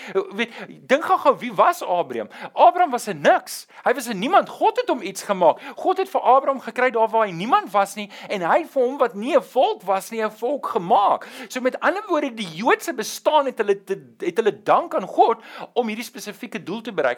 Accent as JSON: {"language": "Afrikaans", "country": "South Africa", "said": "ek is nie meer 'n burger van Suid-Afrika nie. Ja ja, my identiteitsboekie sê ek is 'n burger"}